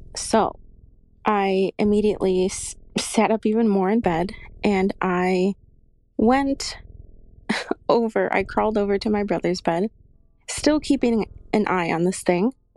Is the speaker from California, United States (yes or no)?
no; Chicago, Illinois, United States; I am from Chicago